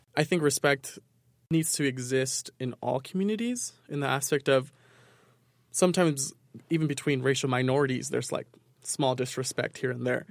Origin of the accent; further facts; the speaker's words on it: New York, United States; moved away; growing up in New York